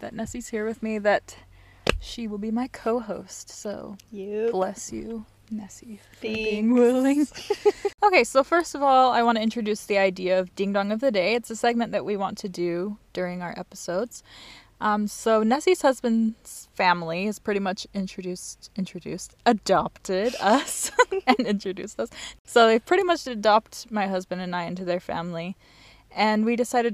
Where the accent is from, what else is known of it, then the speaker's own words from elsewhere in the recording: Utah, United States; moved away as an adult; now in Germany; I'm originally from Utah, but I've been in Germany for about 3.5 years now